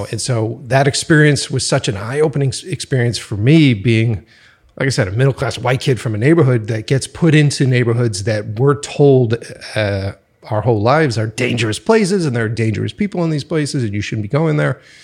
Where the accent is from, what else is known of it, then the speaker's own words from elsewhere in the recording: Boston, Massachusetts, United States; moved away; I'm from the East Coast originally, so from Boston